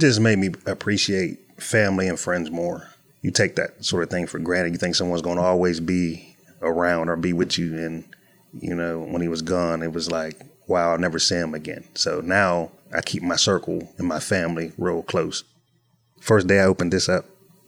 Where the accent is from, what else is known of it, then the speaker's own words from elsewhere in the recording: Pittsburgh, Pennsylvania, United States; I was born in Broadhead Manor on the west end of Pittsburgh, in the projects, but I had a pretty good childhood